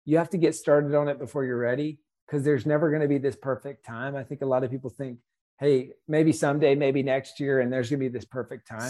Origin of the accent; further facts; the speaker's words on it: South Carolina, United States; we're from South Carolina